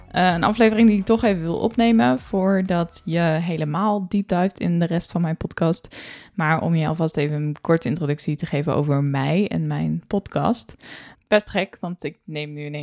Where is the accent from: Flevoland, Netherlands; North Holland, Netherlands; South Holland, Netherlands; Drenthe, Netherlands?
Flevoland, Netherlands; Emmeloord; 26 eh, jaar oud, geboren in 1997. opgegroeid in Emmeloord, gestudeerd in Leeuwarden